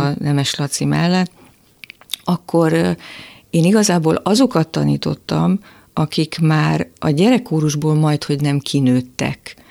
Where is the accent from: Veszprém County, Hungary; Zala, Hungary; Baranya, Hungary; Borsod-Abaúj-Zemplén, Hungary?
Borsod-Abaúj-Zemplén, Hungary; Miskolc; moved away; én Miskolcról jöttem föl